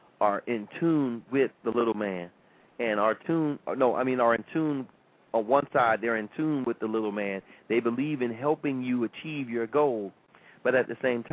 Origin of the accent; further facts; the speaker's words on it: United States; I was born in America.